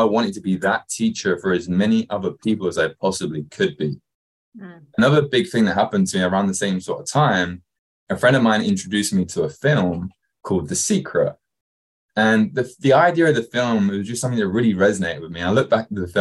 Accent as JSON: {"language": "English", "area": "Kent", "region": "South East England", "country": "United Kingdom", "tie": "born or raised there", "moved": "yes", "lives_now": "Newport Beach, United States", "said": "Where I actually grew up was just outside London in England, a place called Kent"}